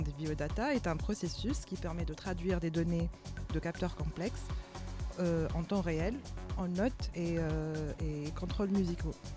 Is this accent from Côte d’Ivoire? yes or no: no; Tunisia; moved away as an adult; also born or lived in Marseille, France; now in Paris, France; je suis tunisienne, installée à, Paris depuis 4 ans. J'ai commencé à mixer depuis 2016, quand j'étais encore en Tunisie.